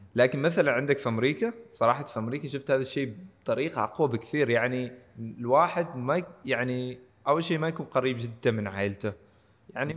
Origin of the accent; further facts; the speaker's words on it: Oman; من هنا عندنا في عمان